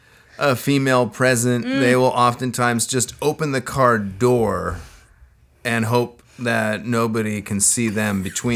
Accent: Anchorage, Alaska, United States; growing up in Alaska

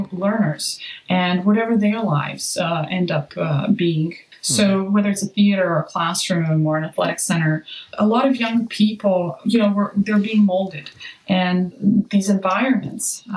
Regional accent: Serbia; now in Los Angeles, United States; I'm also from Serbia, and today is Serbian Christmas

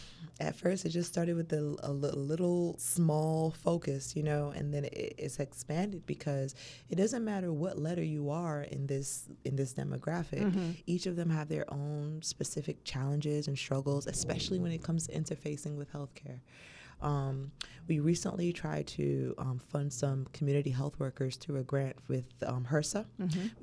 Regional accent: Barbados; now in United States; I was raised in Barbados. So coming over here to Virginia State, you know, that family-like environment for me being an international student was very, very key to my success.

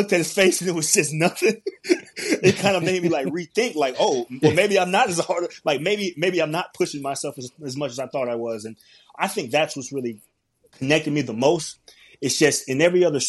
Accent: Atlanta, Georgia, United States; I'm from Atlanta, Georgia, born and raised

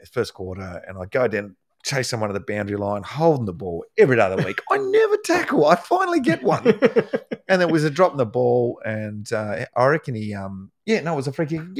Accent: the Northwest, Tasmania, Australia; So anyway, we're down in Tasmania.

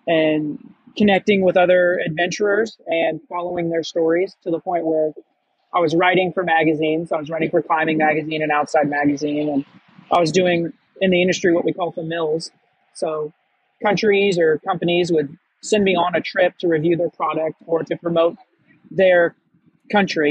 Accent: Missouri, United States; moved away as an adult; also born or lived in Hawaii; I grew up in Missouri in the United States

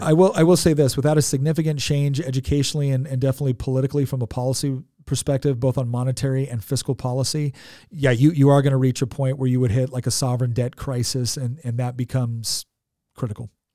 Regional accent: California, United States; moved away; I'm originally from California

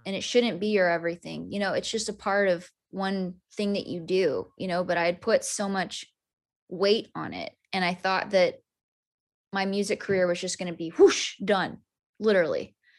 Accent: Amarillo, Texas, United States; moved away as an adult; now in Nashville, United States; I'm from Amarillo

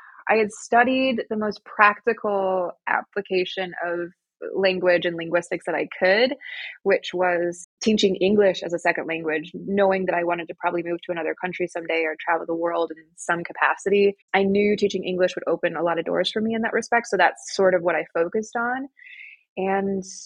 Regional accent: Michigan, United States; moved away as an adult; now in Austria; I am American. I was born and raised in the United States, Michigan

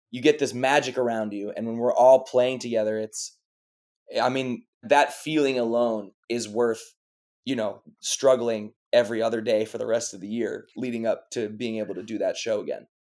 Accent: Chicago, Illinois, United States; moved away as an adult; also born or lived in New York / Los Angeles / France / London; I was born in New York, and then I grew up in Chicago

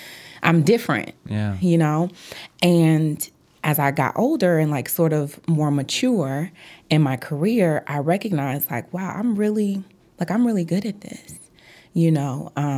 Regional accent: Chicago, Illinois, United States; I am from the South Side of Chicago, and I got into law, I would say, when I was a little girl.

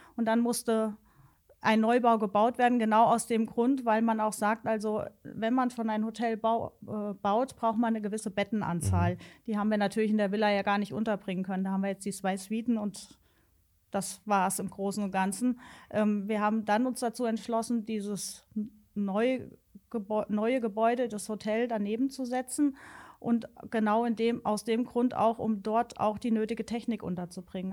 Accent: Alsfeld, Hesse, Germany; Ich als gebürtige Alsfelderin

